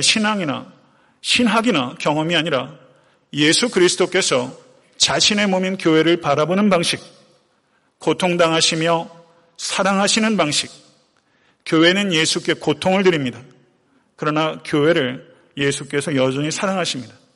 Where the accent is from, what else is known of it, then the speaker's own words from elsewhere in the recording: Buyeo, South Chungcheong, South Korea; moved away; 제 고향 부여에도 이런 작은 개울들이 많아요.